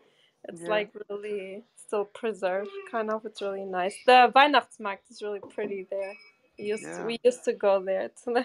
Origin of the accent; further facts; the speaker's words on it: Bochum, North Rhine-Westphalia, Germany; I grew up in Bochum.